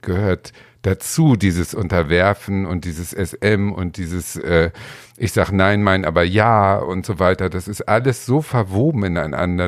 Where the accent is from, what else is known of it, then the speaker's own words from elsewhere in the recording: Hamburg, Germany; now in Berlin, Germany; ich bin in der Stadt groß geworden, in Hamburg